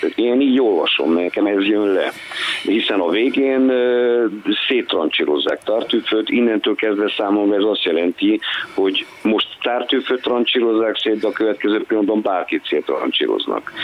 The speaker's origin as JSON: {"language": "Hungarian", "town": "Târgu Mureș", "region": "Mureș County", "country": "Romania", "tie": "born or raised there", "also_born_or_lived": "Timișoara", "said": "Marosvásárhelyi, Marosvásárhelyi születésű vagyok"}